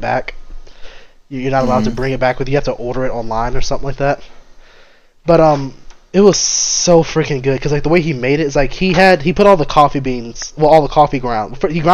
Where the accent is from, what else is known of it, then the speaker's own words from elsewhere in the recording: Louisiana, United States; moved away; I'm from Louisiana, there's certain things about my personality that just screams Louisiana